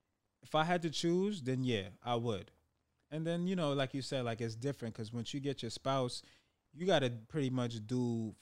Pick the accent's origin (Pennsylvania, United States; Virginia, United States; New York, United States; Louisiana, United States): New York, United States; Brooklyn; I was born here. I was born here in Brooklyn, New York. And my mom, being that she's my mom is Trinidadian. That's where I have my dual citizenship upbringing.